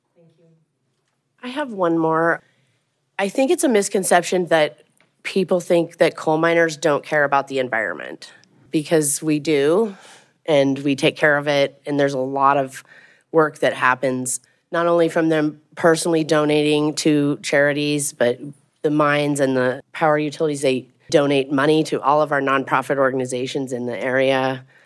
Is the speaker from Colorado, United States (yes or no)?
yes; Craig, Colorado, United States; also born or lived in Hayden, Colorado; growing up in Craig in the Yampa Valley